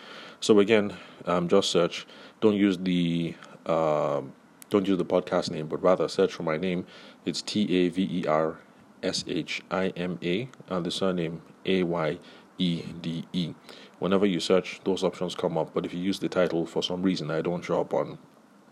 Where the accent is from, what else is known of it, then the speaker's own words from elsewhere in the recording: Nigeria; growing up in the Nigerian professional space